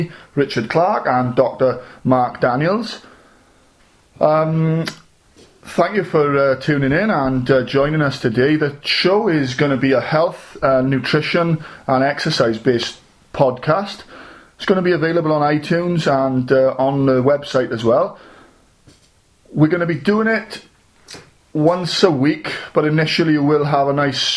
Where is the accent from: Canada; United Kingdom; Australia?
United Kingdom; South Wales; I'm from South Wales